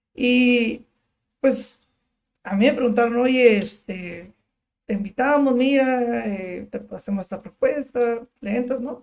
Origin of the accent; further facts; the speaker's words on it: Tijuana, Baja California, Mexico; por vivir en la frontera, pues, vivir, nacer aquí, crecer toda la vida aquí